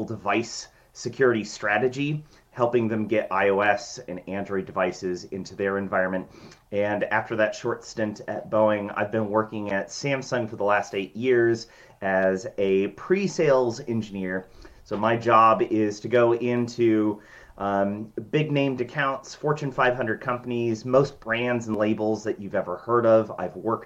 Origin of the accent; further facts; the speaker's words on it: Washington, United States; I have been born and raised in Washington State